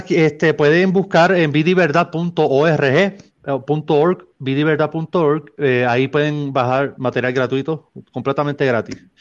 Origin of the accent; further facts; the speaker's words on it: Mexico; mí es, un honor compartir con gente de mi tierra. Aquí estoy rodeado de mexicanos.